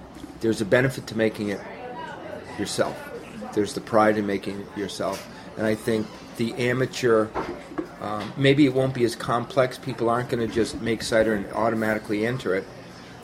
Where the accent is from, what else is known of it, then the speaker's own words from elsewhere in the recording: near Manchester, New Hampshire, United States; Manchester, New Hampshire. which is close to my hometown. It's 30 minutes away.